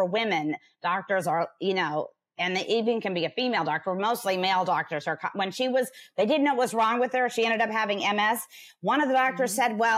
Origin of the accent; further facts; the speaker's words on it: Huntington Beach, California, United States; also born or lived in Los Angeles; I was born and raised in Huntington Beach, California, which is in Orange County